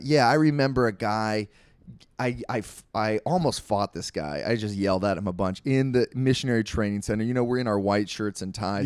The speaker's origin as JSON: {"language": "English", "region": "Maryland", "country": "United States", "tie": "born or raised there", "also_born_or_lived": "Italy", "moved": "as an adult", "lives_now": "Utah, United States", "said": "I grew up in Maryland"}